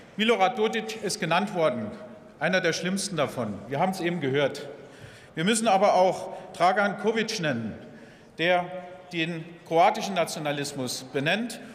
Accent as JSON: {"language": "German", "town": "Welschbach", "region": "Saarland", "country": "Germany", "tie": "born or raised there", "said": "in meinen Heimatort kamen, Welschbach, 1200 Einwohner"}